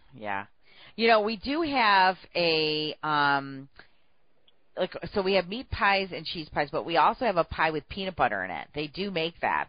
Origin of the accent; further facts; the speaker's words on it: United States; being born and raised in America